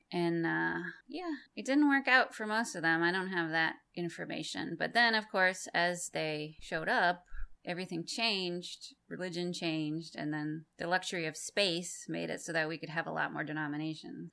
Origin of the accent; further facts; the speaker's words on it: Massachusetts, United States; moved away; I'm from Massachusetts originally